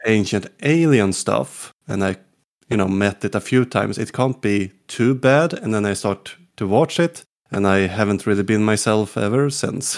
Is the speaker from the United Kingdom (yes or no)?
no; Sweden; English is a second language; also born or lived in Gotland; from Sweden